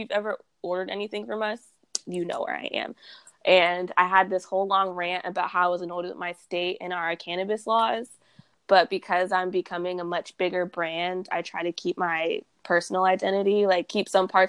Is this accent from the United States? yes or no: yes; Texas, United States; also born or lived in Boston / California; So I grew up in Texas, like, most of my life. But I bounced around between Texas, California, and Boston, which is very random. I was born in Boston.